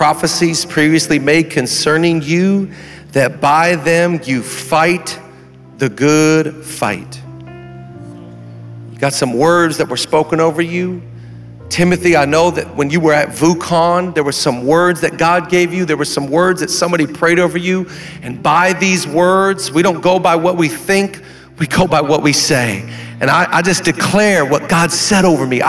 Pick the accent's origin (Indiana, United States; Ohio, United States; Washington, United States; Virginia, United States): Washington, United States; moved away; I'm a kid from Washington. I grew up on an island.